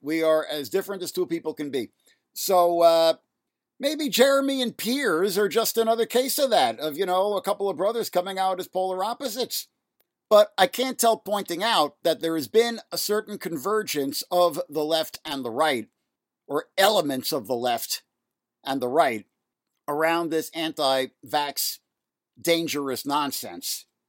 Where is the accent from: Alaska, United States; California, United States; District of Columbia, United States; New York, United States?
New York, United States; New York City; Elmhurst Hospital in Jackson Heights, Queens, where I grew up here in New York City